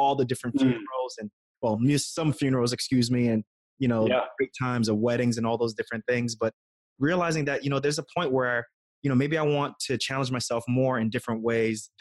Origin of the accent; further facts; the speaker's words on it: New York City, New York, United States; I grew up in New York City